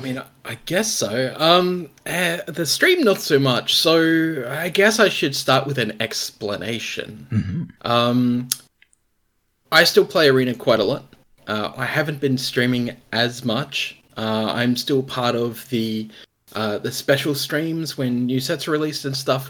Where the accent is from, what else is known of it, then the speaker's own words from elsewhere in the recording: Australia; being an Australian, an Australian content creator